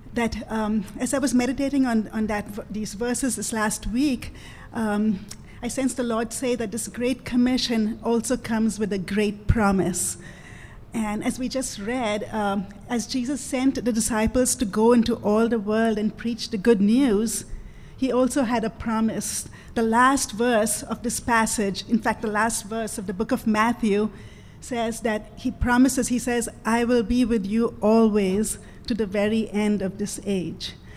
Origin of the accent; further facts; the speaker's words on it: India; moved away; also born or lived in Afghanistan; I'm from India, but God had sent me to Afghanistan